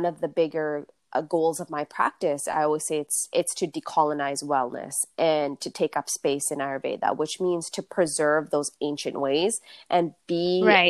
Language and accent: English; Canada; a young person who was born and raised in Canada